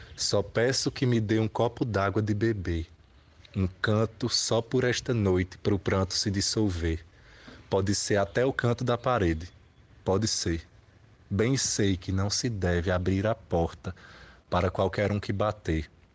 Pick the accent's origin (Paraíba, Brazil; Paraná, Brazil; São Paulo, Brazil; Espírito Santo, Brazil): Paraíba, Brazil; town on the Piancó River; o Rio Piancó, que cruza minha cidade natal